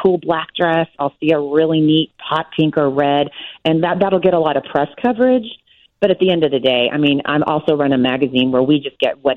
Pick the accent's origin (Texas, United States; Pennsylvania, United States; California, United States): Texas, United States; I'm from Texas